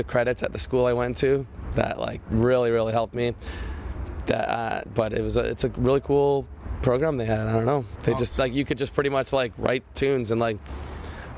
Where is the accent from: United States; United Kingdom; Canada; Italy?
Canada; we're Canadian kids